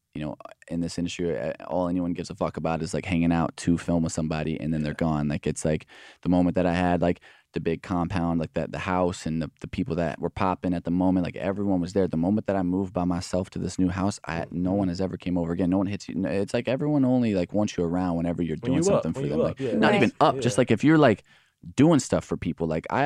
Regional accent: Alvarado, Texas, United States; I'm from Alvarado, Texas. It's like 40 minutes south of Dallas. There's like nobody. There's like a couple thousand people in my town.

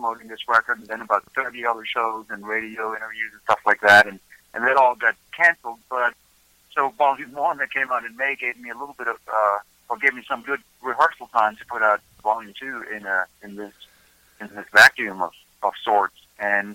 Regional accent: Germany; moved away as an adult; now in Nashville, United States; I was born in Germany, and I moved here when I was a little over 30 years old

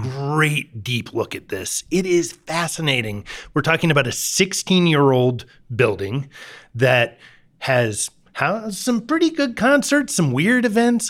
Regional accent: Kansas City, Missouri, United States; now in Denver, United States; I grew up in Kansas City

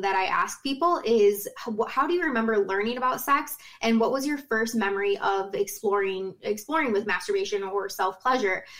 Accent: Rockwood, Michigan, United States; I'm from Rockwood, Michigan, live on Lake Erie

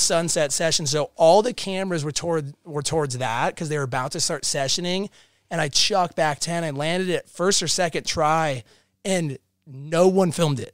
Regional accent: Park City, Utah, United States; I grew up in Park City, Utah. Uh, I lived there since I was two.

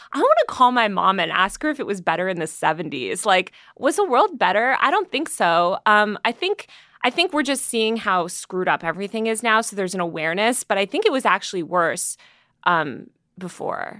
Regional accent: Greenwich, Connecticut, United States; also born or lived in New York City; now in Los Angeles, United States; I grew up in Connecticut and New York City, but mostly uh, Connecticut for a lot of my formative years in this like stupid preppy town

